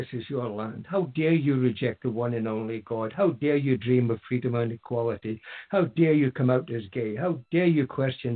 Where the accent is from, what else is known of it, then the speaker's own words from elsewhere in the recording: Aberdeen, Scotland, United Kingdom; moved away as an adult; now in near Fraserburgh, United Kingdom; I come from Aberdeen, which is 40 miles or so south